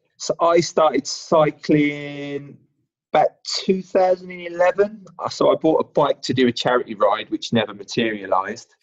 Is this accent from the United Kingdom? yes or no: yes; Birmingham, West Midlands, United Kingdom; moved away as an adult; now in London, United Kingdom; I'm an adopted Londoner um, after being in here, uh, being down here for about 12 years, uh, originally from Birmingham, if you can't already tell from my accent.